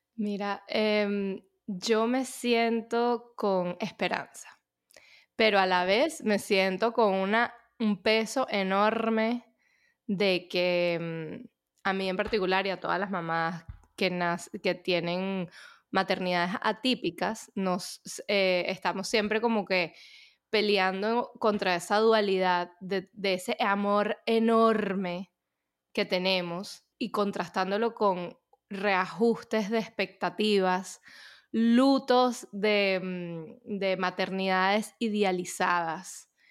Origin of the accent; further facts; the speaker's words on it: Venezuela; moved away as an adult; also born or lived in United States; yo soy de Venezuela, pasé mi infancia en Venezuela